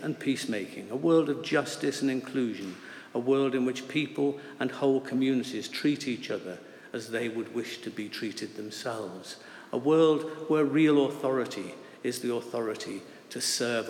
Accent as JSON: {"language": "English", "town": "Liverpool", "region": "North West England", "country": "United Kingdom", "tie": "born or raised there", "said": "I grew up in South Liverpool, in a predominantly Protestant area of the city."}